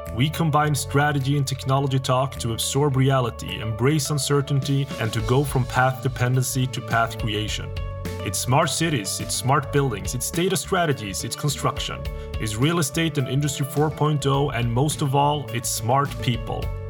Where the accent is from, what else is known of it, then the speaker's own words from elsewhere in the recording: Sweden; also born or lived in Colombia / United Kingdom / South Korea / Switzerland; I am Swedish, even though I look Colombian, and that's because I am Colombian, because I'm adopted from Colombia. Been in Sweden